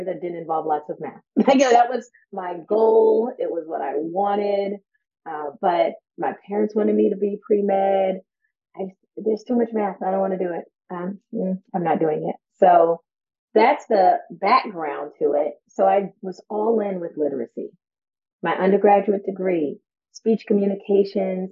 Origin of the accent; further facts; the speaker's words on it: New York, United States; moved away; I'm originally from New York